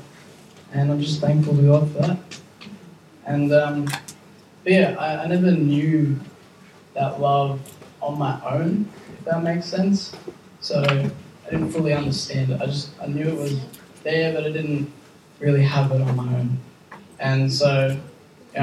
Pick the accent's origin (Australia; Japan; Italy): Australia; Campbelltown, New South Wales; moved away as an adult; also born or lived in Buxton; now in Thirlmere, Australia; I come originally from Campbelltown area, and now just recently Thelmere area